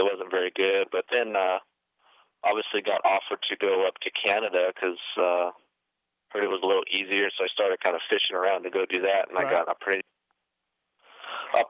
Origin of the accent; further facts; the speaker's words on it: Hesperia, California, United States; I grew up in Hesperia, California